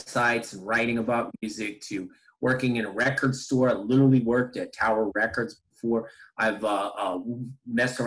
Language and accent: English; Latham, New York, United States; I grew up in Albany, New York area. So they call it the Capital District, specifically Latham, New York.